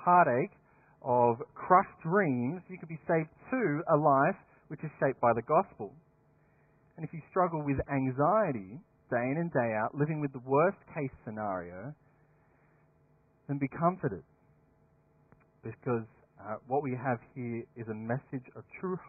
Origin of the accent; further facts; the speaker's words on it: Dapto, New South Wales, Australia; Back in my hometown, there are two very different schools. There's Dapto, sunny Dapto High